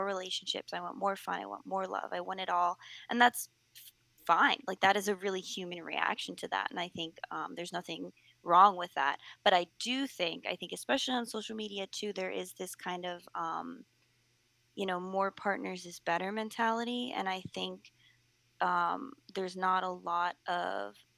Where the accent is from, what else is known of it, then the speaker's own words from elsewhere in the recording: United States; I'm speaking as an American, I'm speaking as someone from the West